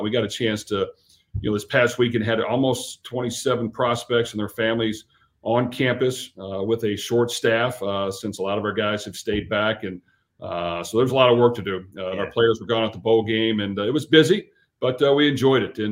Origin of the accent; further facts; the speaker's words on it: Louisville, Kentucky, United States; get back to my hometown and my university that I went